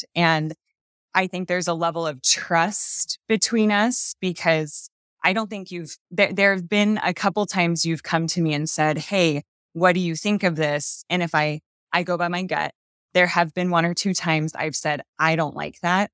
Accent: Napa Valley, Northern California, United States; moved away as an adult; now in Utah, United States; We've actually only been here for two years. We're from Northern California, Napa Valley.

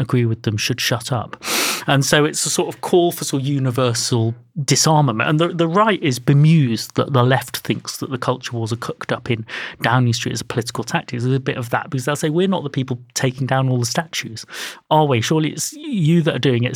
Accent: United Kingdom; my parents are Indian and Irish. They came to work for the National Hospital. Obviously, I'm British

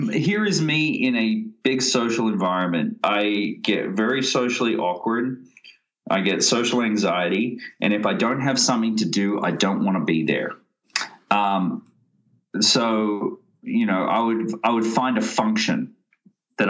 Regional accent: Australia; accent: Australian; moved away

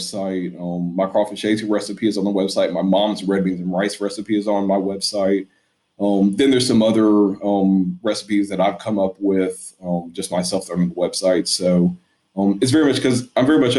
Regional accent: Northern Alabama, United States; moved away as an adult; also born or lived in Baton Rouge, Louisiana; now in New Orleans, United States; I grew up in Northern Alabama

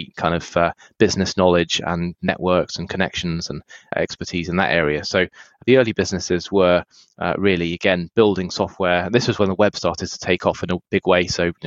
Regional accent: United Kingdom; moved away as an adult; also born or lived in United States; now in San Francisco, United States; I was born in the UK, spent a lot of years there before moving to the US.

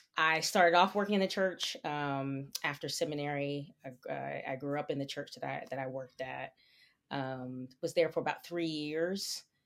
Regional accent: New Jersey, United States; moved away as an adult; also born or lived in New York; now in Pennsylvania, United States; was raised in New Jersey, and, um, and so I feel like my roots are there

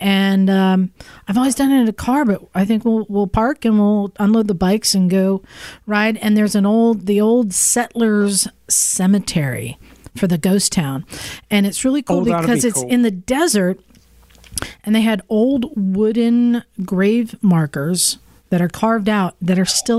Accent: Utah, United States; born there; So you guys may know I was born in Southern Utah. My family's from there. I spend my every other summer there.

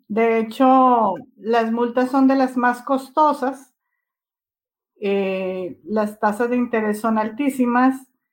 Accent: Dominican Republic; al nivel de nosotros como República Dominicana o como país tercermundista

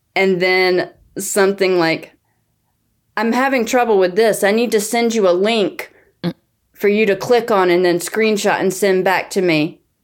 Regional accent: North Carolina, United States; accent: southern; now in New York, United States; I live in New York, but I grew up in the South in North Carolina

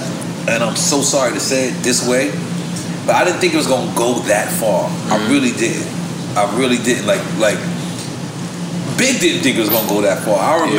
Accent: New York, United States; I'm from Queens. I'm from Brooklyn.

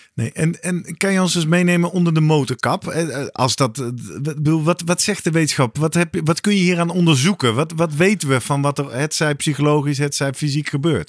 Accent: Netherlands; als Nederlanders

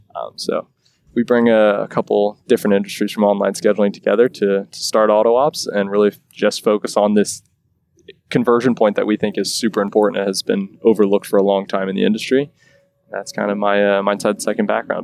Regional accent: Lancaster, Pennsylvania, United States; now in Quarryville, United States; We're both originally from Lancaster

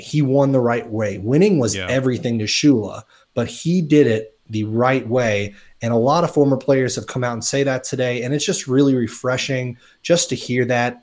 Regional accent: South Florida, United States; growing up in South Florida

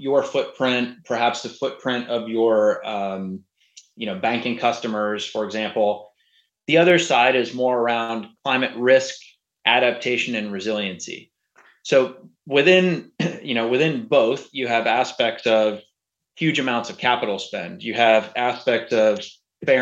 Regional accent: Houston, Texas, United States; I grew up in Houston, went to Rice University.

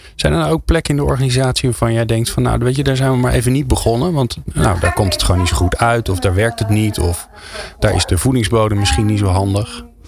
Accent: Netherlands; wij daar als Nederlanders

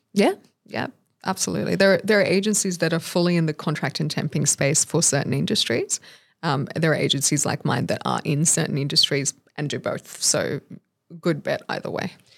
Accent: Australia; born or raised there

